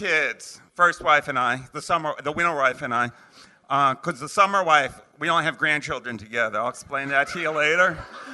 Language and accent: English; New York, United States; moved away; I'm from New York originally